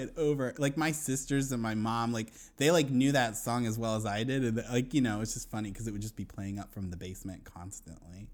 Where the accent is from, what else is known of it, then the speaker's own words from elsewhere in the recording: Wilmington, Delaware, United States; now in Astoria, Queens, New York, United States; I grew up in Wilmington